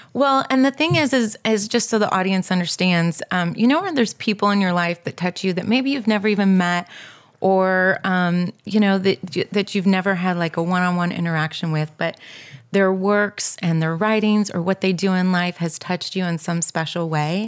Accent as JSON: {"language": "English", "region": "Southern California", "country": "United States", "tie": "born or raised there", "also_born_or_lived": "Texas", "moved": "as an adult", "said": "I grew up in Southern California, and then I went up"}